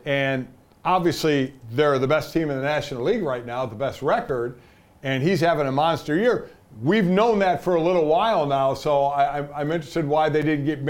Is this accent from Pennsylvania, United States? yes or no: no; Cleveland, Ohio, United States; my hometown of Cleveland